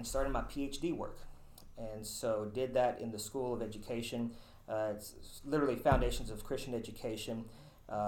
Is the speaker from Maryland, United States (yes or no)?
no; Mount Juliet, Tennessee, United States; I'm originally from Mount Juliet, Tennessee, so not too far from here. I grew up there, graduated high school from there